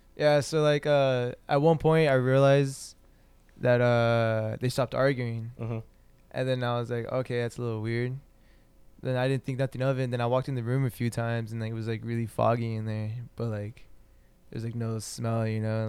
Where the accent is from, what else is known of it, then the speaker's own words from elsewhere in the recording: Santa Ana, California, United States; also born or lived in Fullerton, California / Anaheim, California / Orange, California; I started third grade in Santa Ana, and then ever since then I've just been here